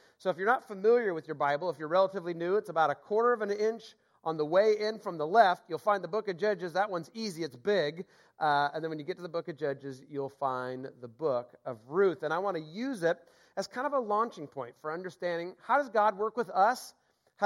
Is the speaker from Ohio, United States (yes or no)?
no; Seattle, Washington, United States; also born or lived in Boston / Mill Creek, Washington; born and raised in Seattle